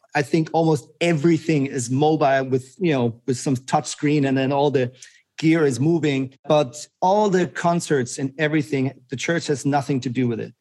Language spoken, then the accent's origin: English; Germany; moved away as an adult; also born or lived in Switzerland / Zurich, Switzerland; I am Swiss, like my passport is Swiss, but I grew up in Germany. I moved to Switzerland when I was about 19